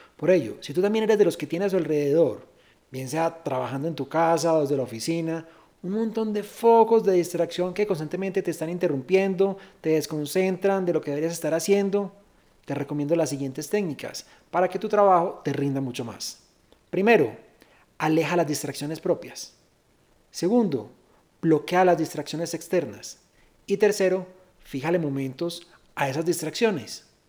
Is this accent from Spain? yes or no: no; Medellín, Antioquia, Colombia; soy de Medellín